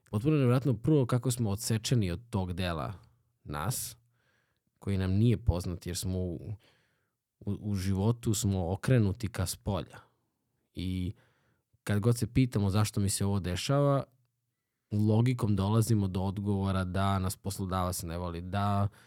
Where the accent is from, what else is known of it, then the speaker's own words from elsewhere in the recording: Obrenovac, Belgrade, Serbia; kod, kod nas u Obrenovcu ima, ima čovek koji recimo koji je muzičar vrstan